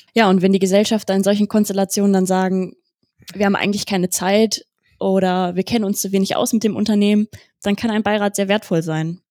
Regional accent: Wesel, North Rhine-Westphalia, Germany; moved away as an adult; now in Cologne, Germany; Ich bin 27 Jahre alt und in Wesel am Niederrhein geboren und aufgewachsen

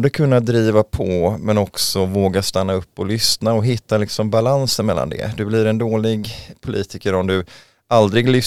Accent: Mölndal, Västra Götaland, Sweden; now in Huddinge, Sweden; Nej, jag flyttade från västkusten, från Mölndal utanför Göteborg, 1999, mm.

